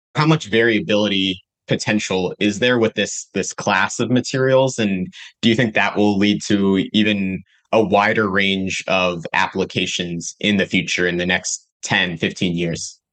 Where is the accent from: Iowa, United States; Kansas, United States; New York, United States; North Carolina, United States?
North Carolina, United States; I'm from North Carolina